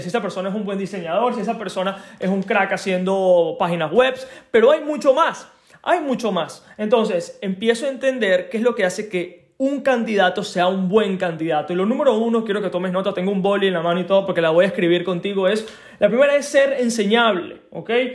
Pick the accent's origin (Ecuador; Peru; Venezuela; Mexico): Venezuela; moved away; soy de Venezuela